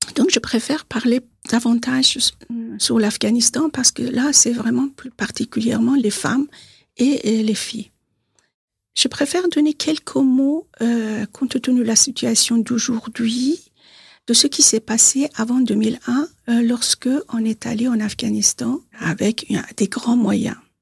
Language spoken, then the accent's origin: French; Tehran, Tehran Province, Iran; French is a second language; moved away as an adult; now in Bois-d'Arcy, France; je suis née à Téhéran, en Iran. Je suis franco-iranienne, j'habite à Bois d'Arcy, dans les Yvelines. Je suis en France depuis 44 ans